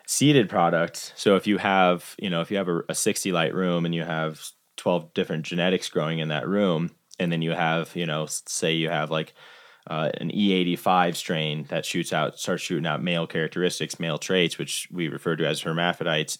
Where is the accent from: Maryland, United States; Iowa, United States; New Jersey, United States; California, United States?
Iowa, United States; moved away as an adult; also born or lived in Summit County, Colorado; now in Colorado, United States; grew up in Iowa and my intention moving out to Colorado